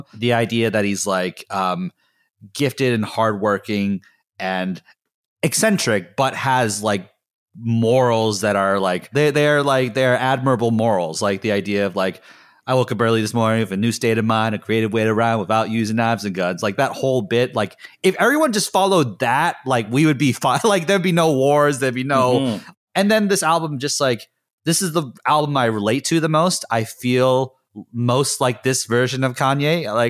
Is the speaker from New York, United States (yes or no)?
no; Chicago, Illinois, United States; like, I'm like from Chicago and like I lived in Chicago and I'm living in Chicago.